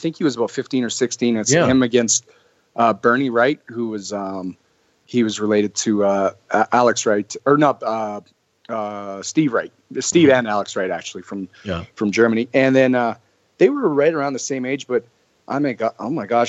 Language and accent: English; Calgary, Alberta, Canada; born and raised in Calgary